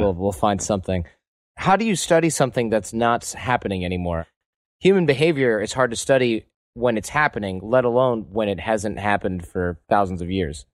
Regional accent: Michigan, United States; now in San Francisco, United States; growing up in Michigan

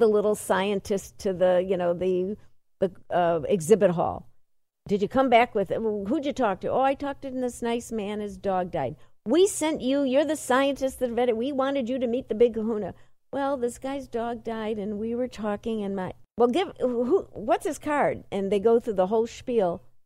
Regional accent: Chicago, Illinois, United States; I'm from Chicago

